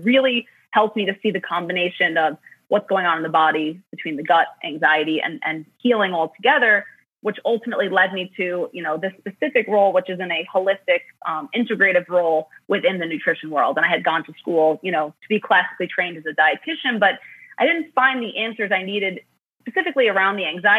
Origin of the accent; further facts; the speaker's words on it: New York City, New York, United States; I grew up in Queens, New York, which was a really diverse, incredible place.